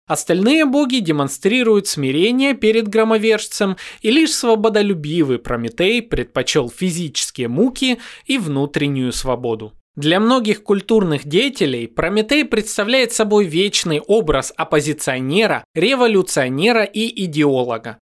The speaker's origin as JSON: {"language": "Russian", "town": "Donetsk", "region": "Donetsk Oblast", "country": "Ukraine", "tie": "born or raised there", "moved": "yes", "said": "как украинец, э, я родом из Донецка"}